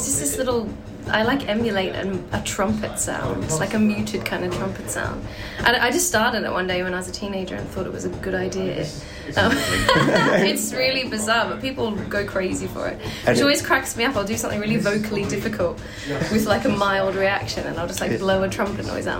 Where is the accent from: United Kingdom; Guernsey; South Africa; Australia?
Australia; I'm actually from Australia.